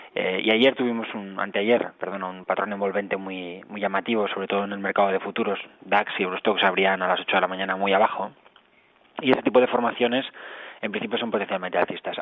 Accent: Catalonia, Spain; soy catalán

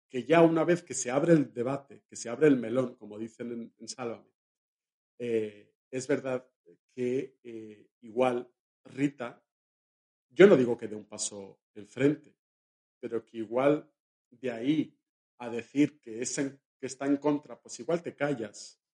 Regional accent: Valencia, Valencian Community, Spain; hay una mujer en mi pueblo, en Valencia, en mi ciudad, que es la alcaldesa y es una mujer.

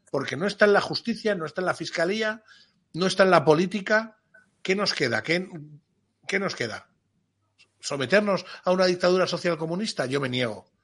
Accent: Spain; Como español

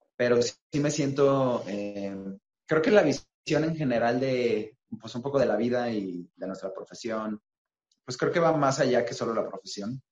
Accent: Mexico; lo que tenemos como mexicanos

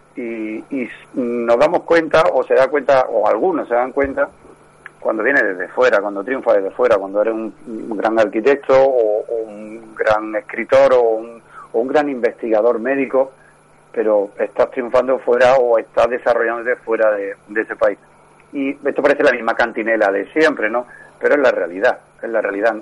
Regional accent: Córdoba, Andalusia, Spain; somos de Córdoba y, desde, desde el principio pues seguimos residiendo en Córdoba

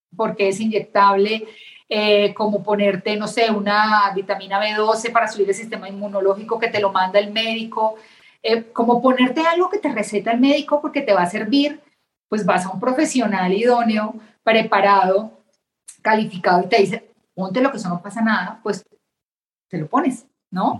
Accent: Bogotá, Colombia; moved away as an adult; now in Mexico; estudié en Colombia, en Bogotá, Colombia, hice mi carrera

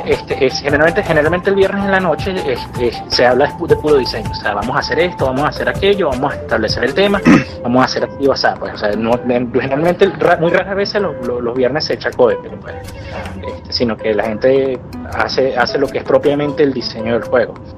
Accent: Venezuela; nosotros como venezolanos o como latinoamericanos

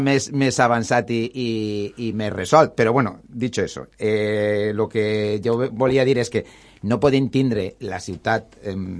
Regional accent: Valencia, Valencian Community, Spain; soc nascut en València

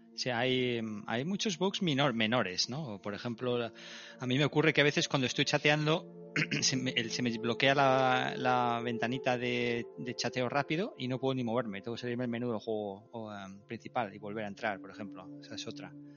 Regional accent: Madrid, Community of Madrid, Spain; also born or lived in Basque Country; Yo soy vasco, nacido en Madrid

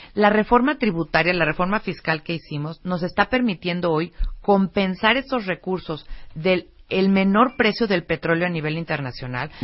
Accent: Mexico; como mexicanos nos tenemos que sentir bien orgullosos

